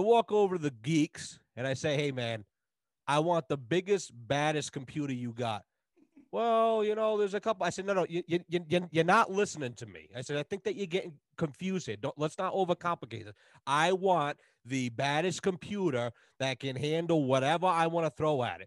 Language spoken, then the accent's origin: English; United States; I'm an American